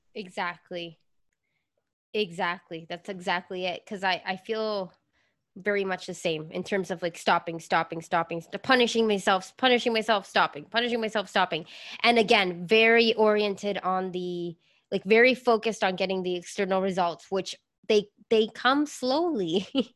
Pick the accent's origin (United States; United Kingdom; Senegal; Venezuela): Venezuela; I grew up in Venezuela